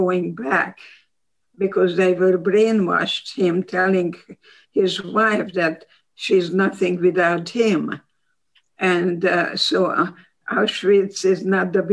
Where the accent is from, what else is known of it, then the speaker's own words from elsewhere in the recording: Hungary; English is a second language; moved away as an adult; also born or lived in Baltimore, Maryland; now in United States; I'm Hungarian